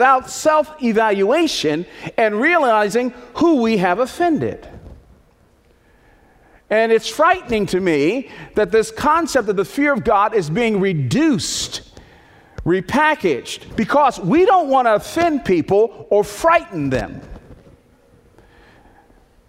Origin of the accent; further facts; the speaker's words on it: Northeast, United States; When I was a little boy, I grew up in the Northeast